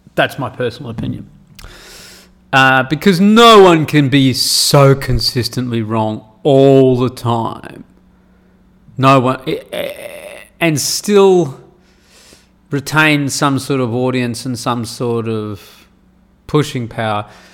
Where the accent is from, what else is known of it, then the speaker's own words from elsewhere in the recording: Perth, Western Australia, Australia; moved away as an adult; now in Saudi Arabia; I grew up in Perth in Western Australia